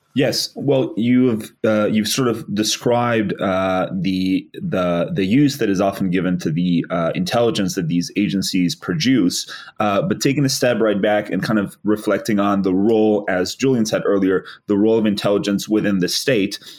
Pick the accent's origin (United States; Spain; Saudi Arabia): Spain; moved away; my home country actually the the uh, the uh, 2004 terror attacks on the Atocha train stations in Spain